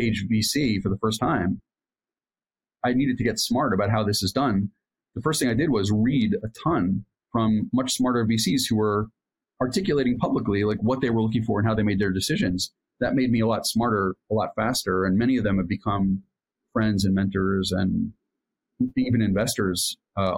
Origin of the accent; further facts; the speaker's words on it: Allentown, Pennsylvania, United States; moved away as an adult; also born or lived in New York; now in Jerusalem, Israel; grew up in Allentown, Pennsylvania, a small town in Pennsylvania, and went to school in New York